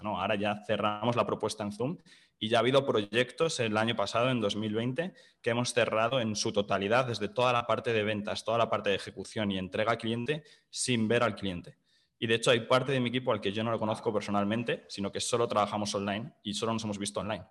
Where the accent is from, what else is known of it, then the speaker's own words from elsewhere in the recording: Madrid, Community of Madrid, Spain; soy de Madrid, de España